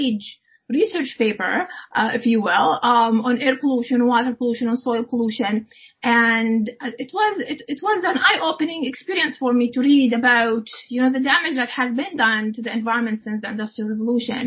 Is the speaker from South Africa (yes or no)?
no; United Arab Emirates; moved away as an adult; also born or lived in Iowa, United States / Illinois, United States; now in Canada; So I grew up in the United Arab Emirates, and I finished my schooling there up to the university as well.